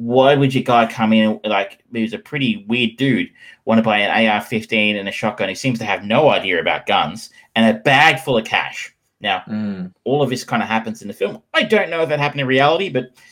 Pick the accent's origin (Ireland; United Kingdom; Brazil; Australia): Australia; Geelong, Victoria; I grew up in Geelong.